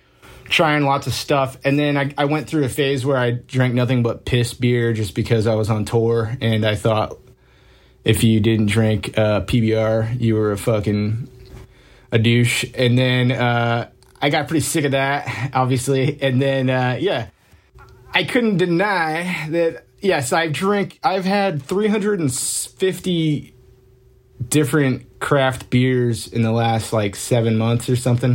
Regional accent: Connecticut, United States; also born or lived in New Hampshire / Massachusetts / New York City; now in Seattle, United States; I'm originally from Connecticut

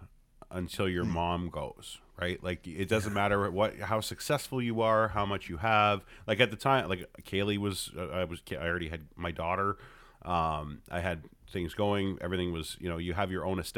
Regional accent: Hamilton, Ontario, Canada; I'm born Hamilton. And raised in Hamilton

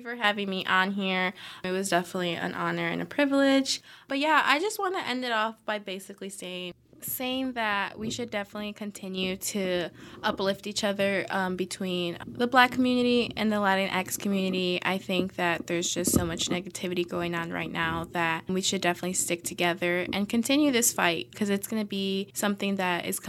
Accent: Chicago, Illinois, United States; moved away as an adult; I'm from Chicago

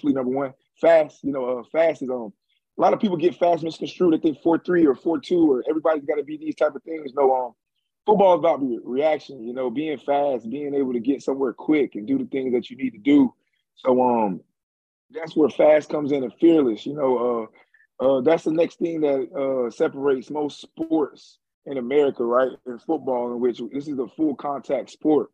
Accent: Jacksonville, Florida, United States; also born or lived in Orlando; I'm from Jacksonville

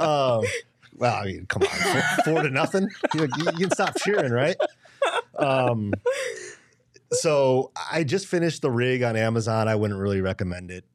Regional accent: Michigan, United States; now in Phoenix, United States; I grew up in Michigan

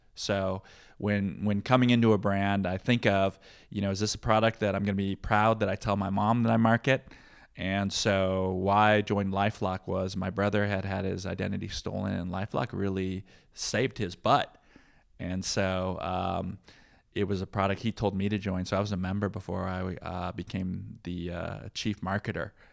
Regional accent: Peoria, Illinois, United States; also born or lived in Midwest; now in Bay Area, United States; growing up in Peoria

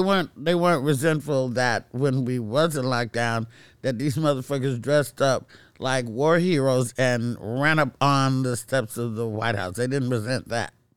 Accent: Castro Valley, California, United States; also born or lived in Oakland; moved out of Oakland to Castro Valley

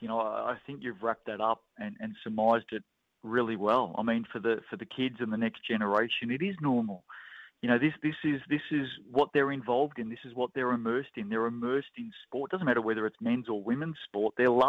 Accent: Australia; now in New Zealand; You know, I grew up with it in Australia and have been a big fan of the WNBL there

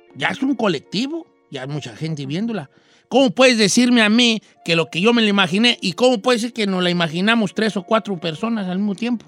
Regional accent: Valle de Zamora, Michoacán, Mexico; moved away; mi pueblo de nacimiento

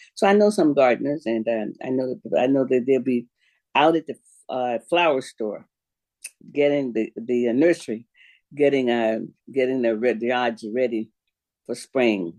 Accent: Florida, United States; now in Spokane, United States; I'm from Florida

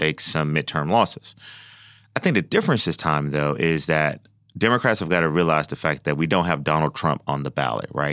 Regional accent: Georgia, United States; I am from Georgia.

